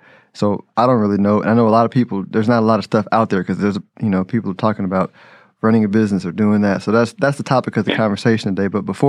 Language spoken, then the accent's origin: English; Houston, Texas, United States; moved away as an adult; now in Dallas, United States; I was from Houston, you know, and us Houstonites come into Dallas